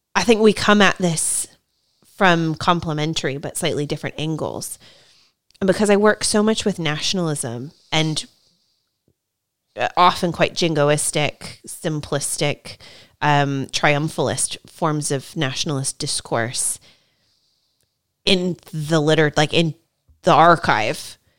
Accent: United States; now in United Kingdom; I'm American, um, from the United States

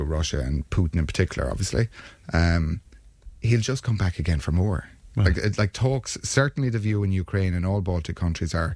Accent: Ireland; as an Irish nation we're proud of our neutrality

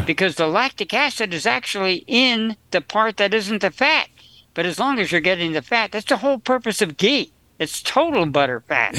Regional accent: New Jersey, United States; I was raised in New Jersey on potatoes.

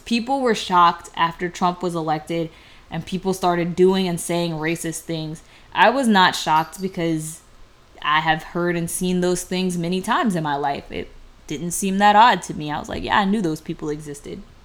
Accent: United States; people like myself that have been in America for so long that we don't know where we came from off the continent of Africa

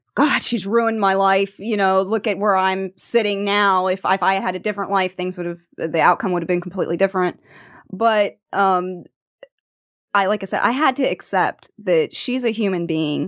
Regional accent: Venice, Florida, United States; I am from Venice, Florida

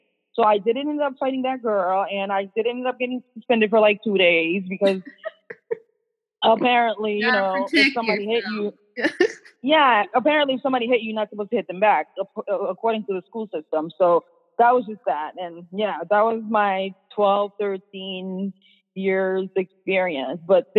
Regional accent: Boston, Massachusetts, United States; also born or lived in Worcester; I mean, where I was raised in Boston. So literally, it was a city, where I went to school wasn't in Boston. It's called Worcester. So it was like the second biggest city in Massachusetts.

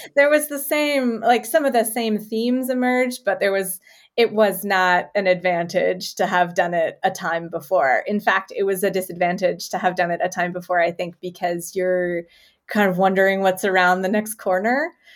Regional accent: Canada; as a Canadian

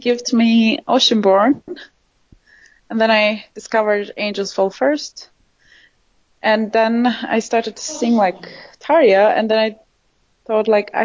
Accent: Turkey; moved away as an adult; also born or lived in Istanbul; I grew up in Turkey, and before my family was living in a smaller town, but as I was 14, we moved in Istanbul

